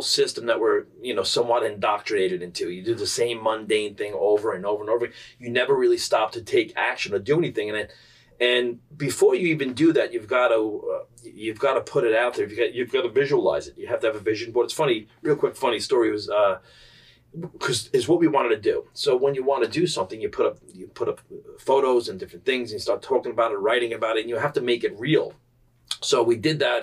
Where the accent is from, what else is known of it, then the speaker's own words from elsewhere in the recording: New York City, New York, United States; growing up in Staten Island, it's a culture